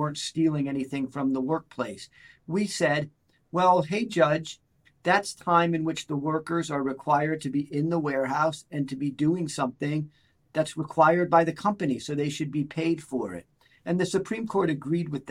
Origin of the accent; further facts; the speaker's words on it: Clarks Summit, Pennsylvania, United States; also born or lived in Philadelphia, Pennsylvania / New York City; I grew up in Clark Summit, Pennsylvania, okay. Which is just north of Scranton.